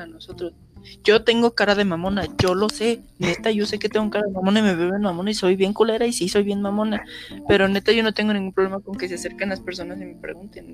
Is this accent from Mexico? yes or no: yes; Mexico